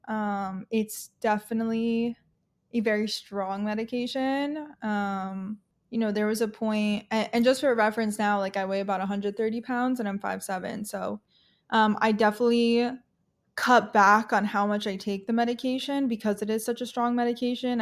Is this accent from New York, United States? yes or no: yes; Long Island, New York, United States; I'm from New York, originally grew up on Long Island